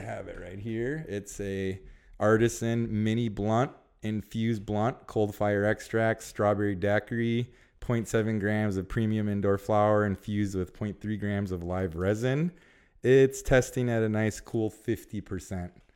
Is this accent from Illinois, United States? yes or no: yes; Illinois, United States; now in California, United States; we're both from Illinois